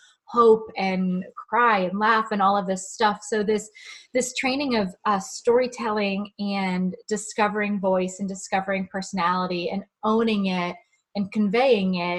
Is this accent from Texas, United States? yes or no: no; Maryland, United States; I grew up in Maryland